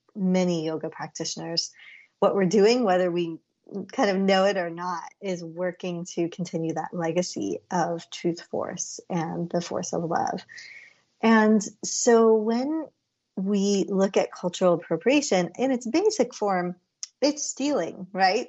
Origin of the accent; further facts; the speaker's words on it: India; as an Indian girl and then women growing up, we always said namaste or namaskar to our elders.